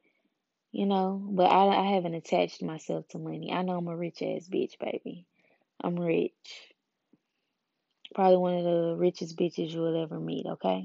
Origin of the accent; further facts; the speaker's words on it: Memphis, Tennessee, United States; I'm from Memphis, where pimping basically like resides